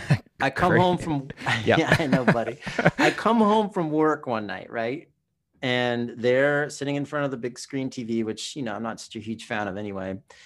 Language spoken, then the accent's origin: English; California, United States; also born or lived in Hawaii; So when I was a kid growing up in Southern California and Hawaii, right, we didn't have these video games.